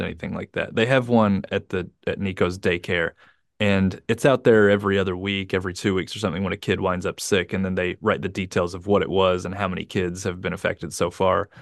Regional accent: United States; now in Japan; the United States, my home country

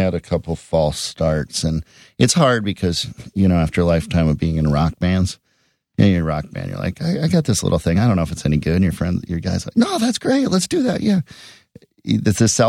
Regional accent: Edina, Minnesota, United States; And then there's also a character in it from Edina, Minnesota, which is my hometown.

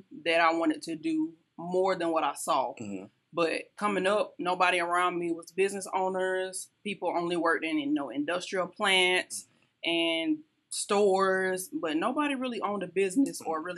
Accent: Union, South Carolina, United States; now in Columbia, United States; Life growing up in Union was easy

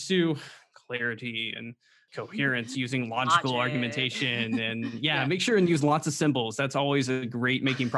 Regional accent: the Bible Belt, United States; Well, and I grew up in the Bible Belt too.

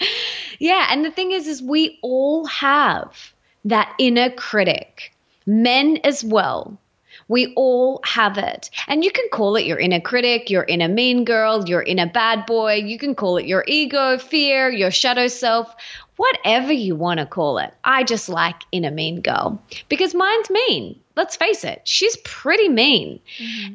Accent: Australia; accent: Aussie; I'm Australian. Um, you can hear my Aussie accent, I'm sure.

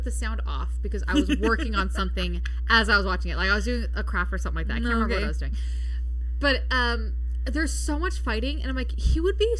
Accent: Nevada, United States; We're from Nevada.

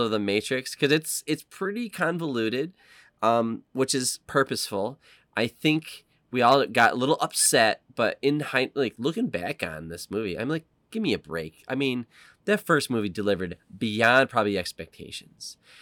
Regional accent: United States; as an American

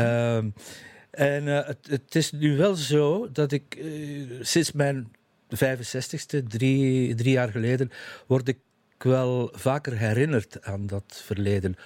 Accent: Zottegem, Flanders, Belgium; now in Leest, Belgium; mijn kinderjaren in Zottegem

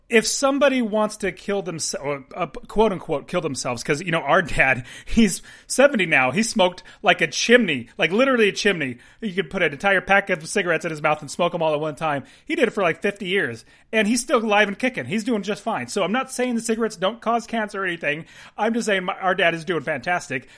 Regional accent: United States; We're American

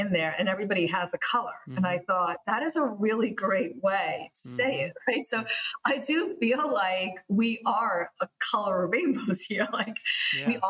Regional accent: New York City, New York, United States; English is a second language; I was born and raised in Queens

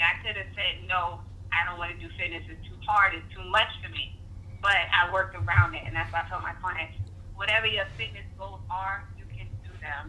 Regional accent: New York City, New York, United States; also born or lived in South Carolina; now in Washington, D.C., United States; I am from Brooklyn

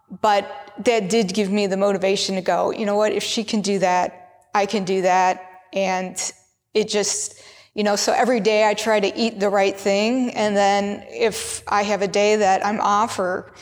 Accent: United States; I grew up in America

